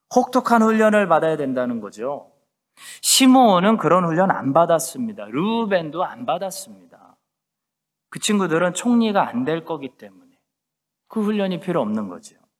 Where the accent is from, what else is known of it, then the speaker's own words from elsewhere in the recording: South Korea; now in Christchurch, New Zealand; 우리 한국 사람들만이 우리 디아스포라 이민자들만이